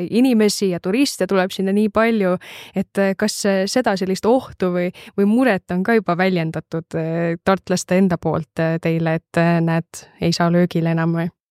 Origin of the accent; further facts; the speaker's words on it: Viljandi, Viljandi County, Estonia; ma ise olen Viljandist pärit